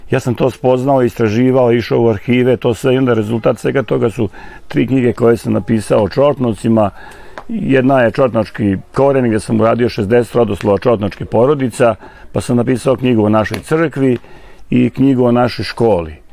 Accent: Čortanovci, Vojvodina, Serbia; also born or lived in Inđija; sam rođen u Čortanovcima, a Čortanovci su ipak deo nacionalnog parka Fruška Gora

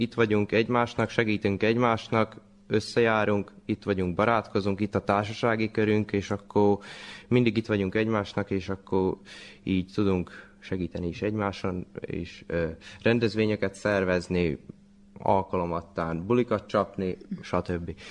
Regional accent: Torda, Vojvodina, Serbia; Hát őslakos, hát itt születtem, gondolom, tordai lakos vagyok

